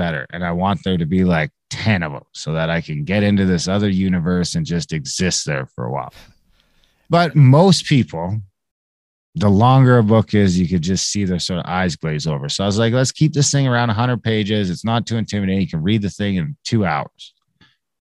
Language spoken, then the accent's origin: English; Canada; I'm an Indian in Canada